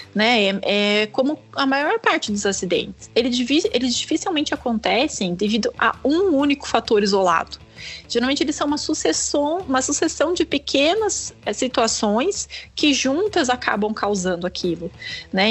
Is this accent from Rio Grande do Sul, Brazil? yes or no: no; Pindamonhangaba, São Paulo, Brazil; eu sou de Pindamonhangaba